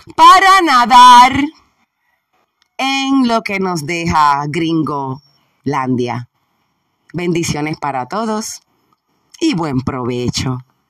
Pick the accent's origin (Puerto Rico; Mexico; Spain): Puerto Rico; Somos puertorriqueños, borinqueños, boricuas. Somos boris.